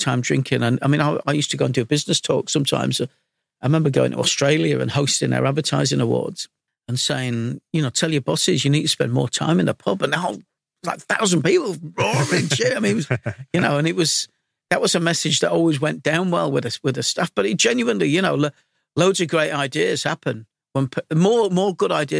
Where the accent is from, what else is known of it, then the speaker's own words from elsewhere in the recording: Leeds, Yorkshire and the Humber, United Kingdom; also born or lived in London; Growing up in Leeds, I mean, I'm 57 now, so I'm ancient